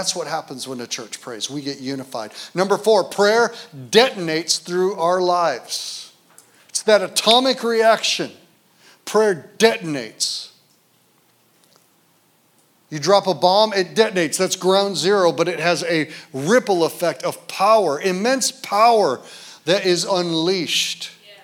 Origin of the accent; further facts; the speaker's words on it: Detroit, Michigan, United States; also born or lived in Grand Rapids, Michigan; now in Kalamazoo, United States; I was born in Detroit